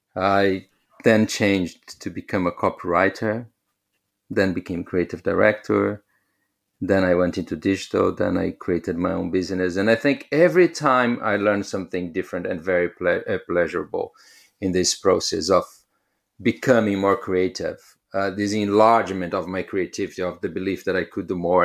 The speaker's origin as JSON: {"language": "English", "region": "São Paulo", "country": "Brazil", "moved": "yes", "said": "I come from Brazil, so I used to live in São Paulo"}